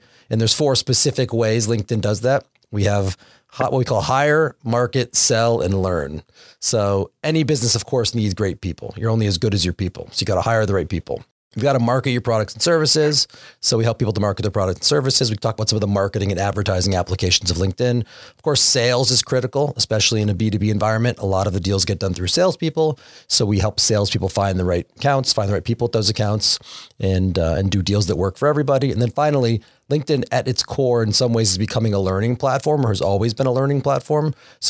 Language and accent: English; Windsor, Connecticut, United States; As I mentioned earlier, I'm a local. I'm from Windsor, Connecticut. We're in Hartford, Connecticut, so it's good to come home.